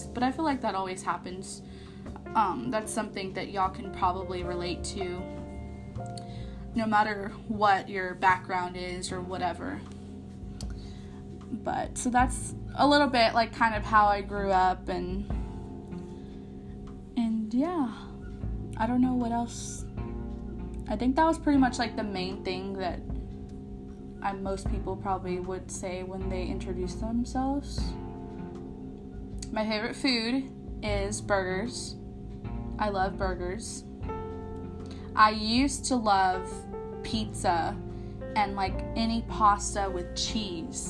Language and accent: English; San Antonio, Texas, United States; I am born and raised in San Antonio, Texas, and I kind of grew up in the South Side